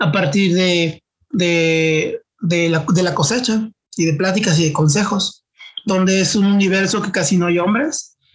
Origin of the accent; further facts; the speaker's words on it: Mexico; como mexicanos sabemos que eh, la base de la familia es la madre